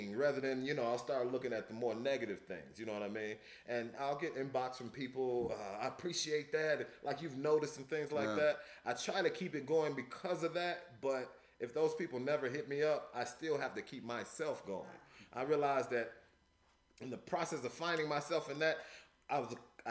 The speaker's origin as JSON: {"language": "English", "region": "Louisiana", "country": "United States", "tie": "born or raised there", "also_born_or_lived": "Chicago, Illinois", "said": "Born in Chicago, the hood, the city, but I was raised in Louisiana, the South, the hospitality"}